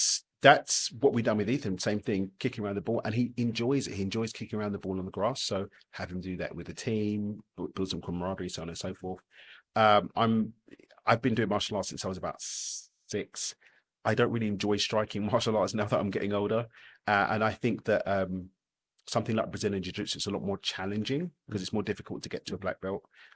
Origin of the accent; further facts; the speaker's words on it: London, United Kingdom; I'm loyal to my local team, yeah, East London.